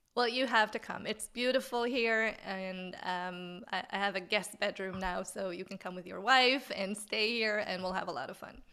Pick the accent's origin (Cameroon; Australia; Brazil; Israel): Israel; English is a second language; moved away as an adult; where I'm from originally in Israel, but I came here